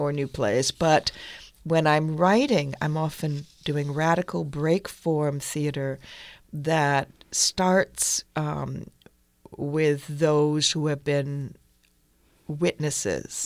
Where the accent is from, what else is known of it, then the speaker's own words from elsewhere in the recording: Northampton, Massachusetts, United States; moved away; also born or lived in Chicago / England / Brooklyn; I came from Northampton, Massachusetts. It was a very nice, liberal place.